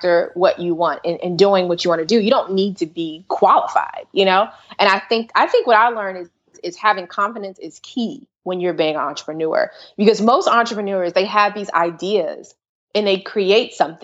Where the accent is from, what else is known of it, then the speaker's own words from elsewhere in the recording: Maryland, United States; also born or lived in Washington, D.C. / Prince George's County, Maryland; I'm actually from Washington, D.C., born in Washington, D.C., raised in Maryland and PG County, and mainly Montgomery County